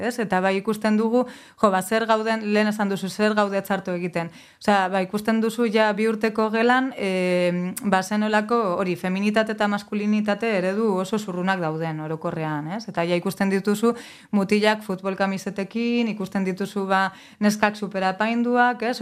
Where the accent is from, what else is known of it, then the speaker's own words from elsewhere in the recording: Getxo, Basque Country, Spain; also born or lived in Mungia; getxoan bizi nintzen eta giroa, bueno, getxo berangon, giroa oso erdalduna zen, eta gero mungira joan nintzenean